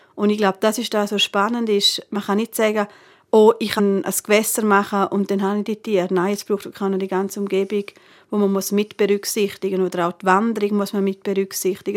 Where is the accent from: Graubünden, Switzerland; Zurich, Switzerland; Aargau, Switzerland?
Graubünden, Switzerland; Northern; bei uns im Nordbünden